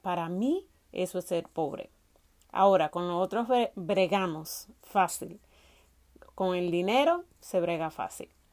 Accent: Salcedo, Hermanas Mirabal, Dominican Republic; de dónde soy, de dónde vengo, soy de Salcedo, es un municipio de la República Dominicana que está ubicado en la provincia Hermanas Mirabal

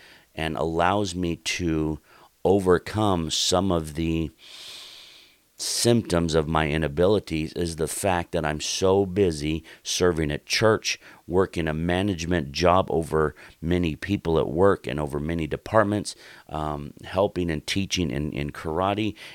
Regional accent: Oregon, United States; moved away; the town that I grew up in Oregon

